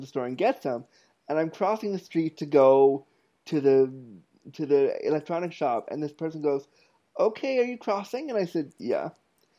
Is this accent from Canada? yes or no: yes; Toronto, Ontario, Canada; also born or lived in Ottawa, Canada; when I was 19, I moved from Toronto, from North York, Ontario, Canada, to Ottawa, Canada, my university town.